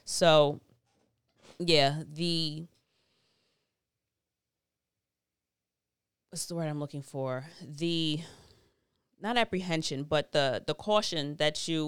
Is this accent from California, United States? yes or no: no; New York, United States; as a New Yorker